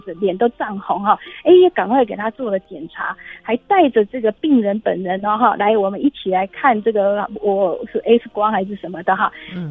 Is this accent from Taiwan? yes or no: yes; Taiwan; 我们台湾人